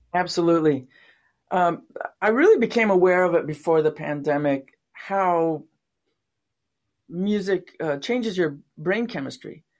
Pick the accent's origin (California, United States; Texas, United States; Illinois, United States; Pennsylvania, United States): California, United States; San Diego; moved away as an adult; also born or lived in Watkins Glen, New York / Los Angeles, California; now in Portland, United States; I was born in upstate New York, near Watkins Glen, where they have the, um, the Grand Prix, uh, well, it used to be Grand Prix races, now it's NASCAR, a little town, tiny, tiny little town. And when I was nine, the family moved to San Diego